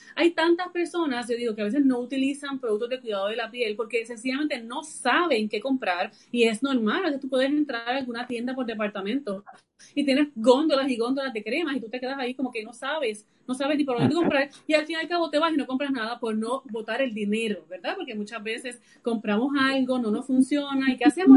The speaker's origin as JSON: {"language": "Spanish", "country": "Puerto Rico", "said": "yo soy de de Puerto Rico y vivo, ¿verdad? Resido también aquí en, la isla"}